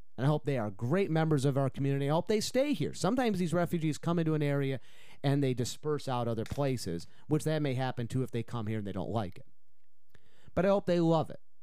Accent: Utica, New York, United States; now in Chippewa Valley, Wisconsin, United States; my hometown of Utica, New York

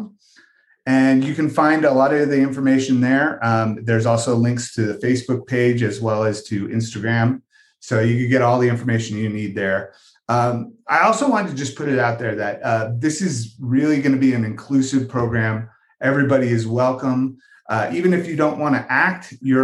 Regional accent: California, United States; now in Longmont, United States; We're originally from California

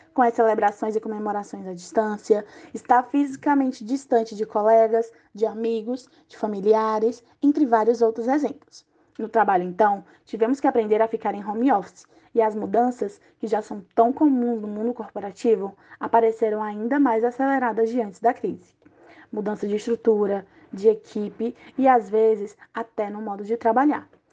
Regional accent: Brazil

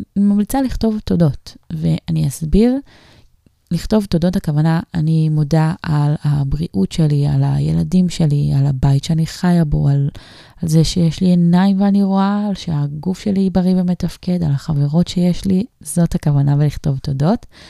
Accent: Kiryat Ekron, Central District, Israel; moved away; כשהיינו אה, גרים בקריית עקרון, זאת אומרת שהייתי באמת ממש קטנה, מתחת לגיל 14

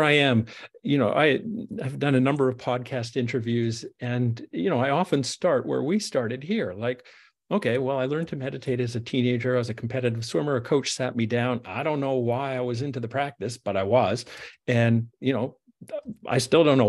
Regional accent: Canada; I'm a Canadian

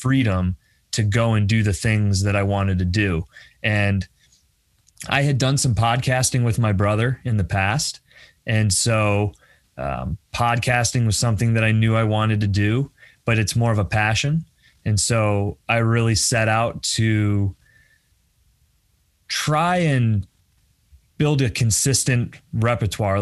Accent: Bradford, Pennsylvania, United States; moved away as an adult; also born or lived in Philadelphia; I moved away from Bradford. I grew up in Bradford. I, you know, went to Pitt Brad

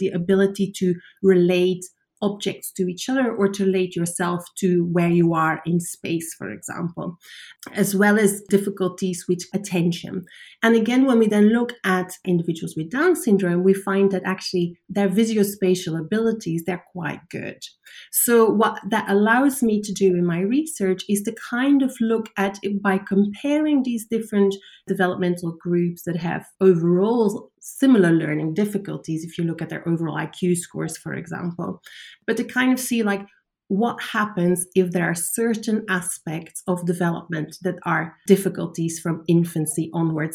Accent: Belgium; moved away; I'm from Belgium originally, so I was studying at the University of Antwerp

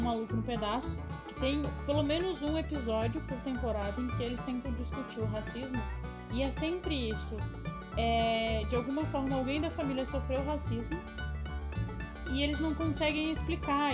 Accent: Florianópolis, Santa Catarina, Brazil; Eu consegui uma bolsa numa escola particular, lá em Florianópolis, imagina Floripa, no sul do Brasil

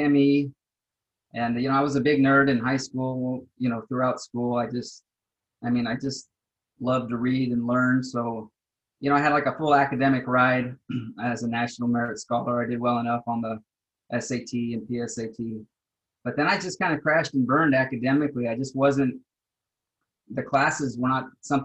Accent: Austin, Texas, United States; moved away; I grew up in South Austin

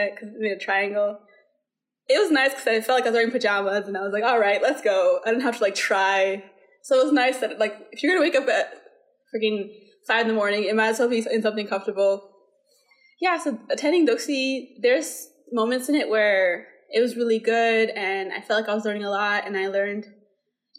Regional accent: India; moved away; I was born and raised in India.

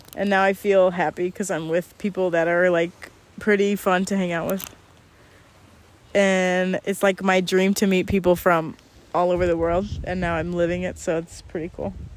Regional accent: Jamaica; I'm from Jamaica.

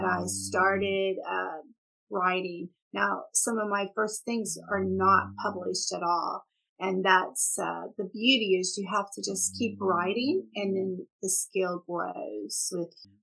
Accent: Houston area, Texas, United States; accent: Texas; moved away; also born or lived in Tulsa, Oklahoma / Dubai; mom and daddy moved, daddy's job changed down to Texas in the Houston area. And so I came when I was about 14 months.

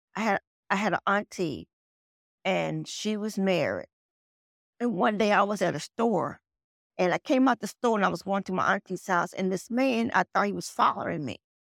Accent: Nashville, Tennessee, United States; now in Tulsa, United States; I grew up in Tennessee, Nashville, Tennessee. That's my home.

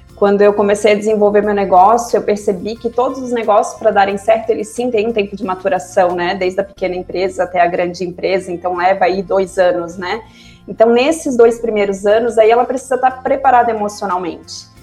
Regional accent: Florianópolis, Santa Catarina, Brazil; also born or lived in Cuiabá; eu sou aqui de Santa Catarina, né? Já, já moro em Florianópolis desde que eu me conheço por gente.

